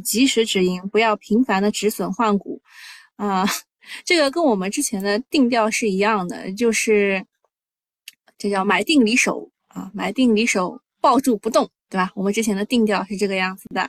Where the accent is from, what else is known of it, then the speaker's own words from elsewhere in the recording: Shanghai, China; 我是上海人